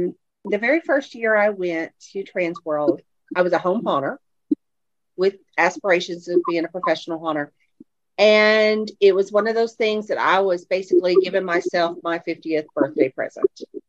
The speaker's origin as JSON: {"language": "English", "town": "Fayetteville", "region": "Arkansas", "country": "United States", "said": "I'm from Fayetteville, Arkansas."}